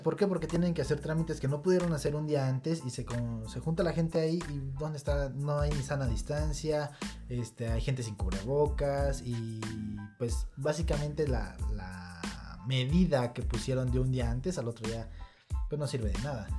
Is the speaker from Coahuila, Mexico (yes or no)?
no; Zitácuaro, Michoacán, Mexico; nosotros somos de Zitácuaro, Michoacán